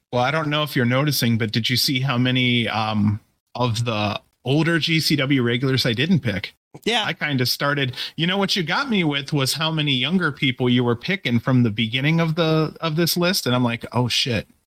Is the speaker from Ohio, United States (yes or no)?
yes; Ohio, United States; moved away; I'm from Ohio originally